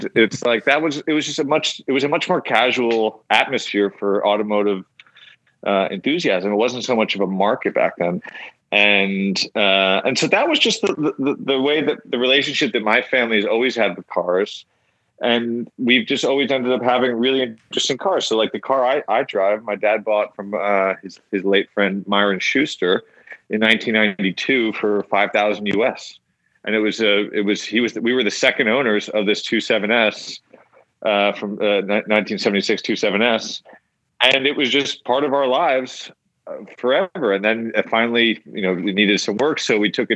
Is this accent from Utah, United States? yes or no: no; Connecticut, United States; We're from Connecticut